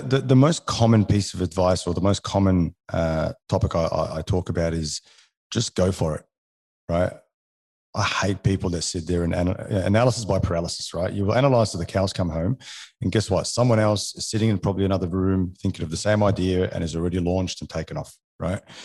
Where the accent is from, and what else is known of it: Alexandria, Alexandria Governorate, Egypt; born or raised there; first language French; English is a second language; also born or lived in New Zealand; now in Australia